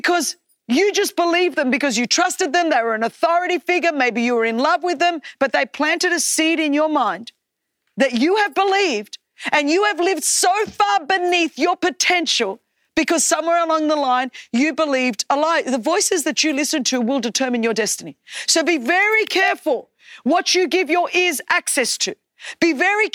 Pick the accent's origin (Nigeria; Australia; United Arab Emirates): Australia; English is a second language; you're not Australian enough, that you sound too ethnic because I had a strong accent because I was just learning English.